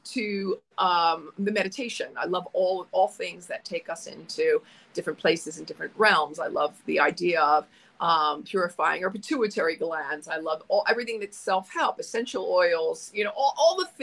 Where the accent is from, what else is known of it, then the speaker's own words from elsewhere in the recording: East Coast, United States; moved away as an adult; also born or lived in Europe; now in Phoenix, United States; I'm from the East Coast. I went to live in Europe for 30 years.